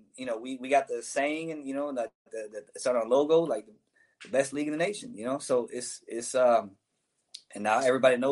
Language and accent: English; Daytona Beach, Florida, United States; I'm from Daytona Beach